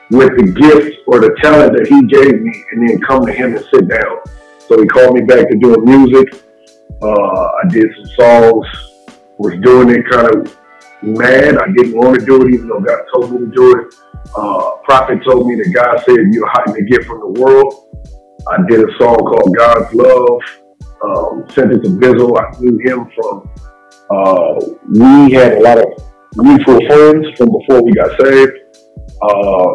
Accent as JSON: {"language": "English", "town": "Riverside", "region": "California", "country": "United States", "tie": "born or raised there", "said": "I'm from Southern California, Riverside to be exact. I'm a pastor. I have the typical street Southern California story, raised in church"}